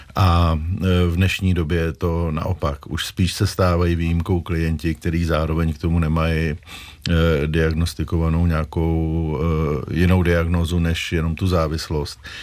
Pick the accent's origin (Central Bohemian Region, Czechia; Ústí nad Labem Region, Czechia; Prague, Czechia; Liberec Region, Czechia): Prague, Czechia; Já jsem vyrůstal kousek od Prahy, tak ten prostor byl prostě horní počernice